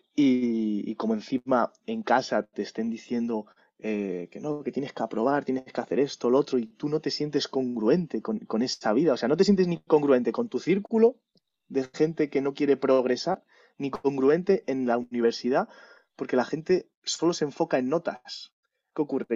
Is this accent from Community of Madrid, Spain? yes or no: yes; Madrid, Community of Madrid, Spain; yo soy de Madrid, ¿no? Pero veraneaba en mi pueblo, que es Candeleda, en Ávila